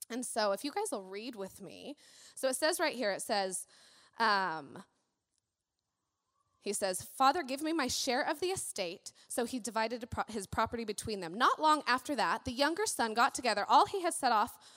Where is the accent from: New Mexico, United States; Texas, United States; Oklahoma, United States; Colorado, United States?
Colorado, United States; Colorado Springs; born there; I was born in Colorado Springs, and um, I had kind of the unfortunate event of my biological father left when I was six, six and a half.